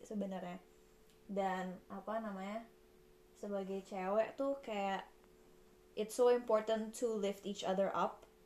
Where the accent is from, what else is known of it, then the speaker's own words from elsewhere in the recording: Indonesia; moved away as an adult; now in Coventry, United Kingdom; kita dari Indonesia